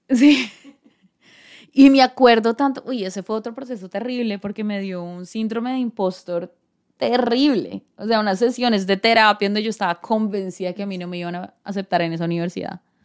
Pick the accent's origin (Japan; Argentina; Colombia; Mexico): Colombia; San José del Guaviare, Guaviare; moved away as an adult; also born or lived in Bogotá; now in United States; obviamente toda mi familia está en Bogotá, pero crecí en el llano, en San José del Guaviare